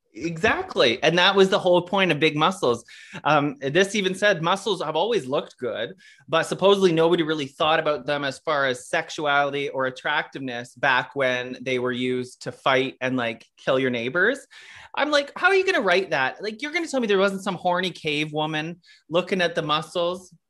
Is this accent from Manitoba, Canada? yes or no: no; Kanata, Ontario, Canada; growing up in Canada, which is a suburb of Ottawa